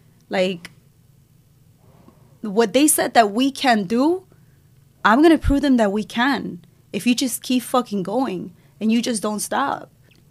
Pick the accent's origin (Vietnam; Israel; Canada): Israel; moved away; also born or lived in Cuba; I was born in Cuba. I left when I was two. I moved to Israel. It was hard to get out of Cuba, and my mom was able to find a way because we're Jewish. So we moved to Israel, to the other side of the world